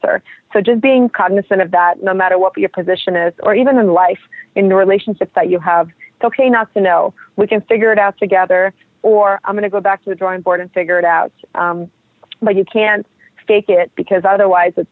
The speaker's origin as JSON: {"language": "English", "town": "New York City", "region": "New York", "country": "United States", "also_born_or_lived": "Russia", "said": "I'm a New Yorker and I'm a Russian person"}